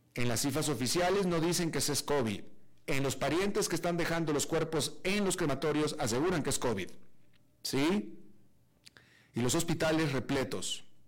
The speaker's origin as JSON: {"language": "Spanish", "town": "Monterrey", "region": "Nuevo León", "country": "Mexico", "also_born_or_lived": "San José, Costa Rica", "moved": "yes", "said": "Monterrey, de donde yo soy"}